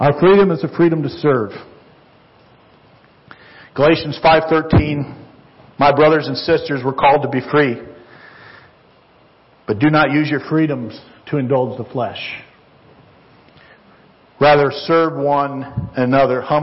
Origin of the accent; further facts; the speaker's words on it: United States; I'm an American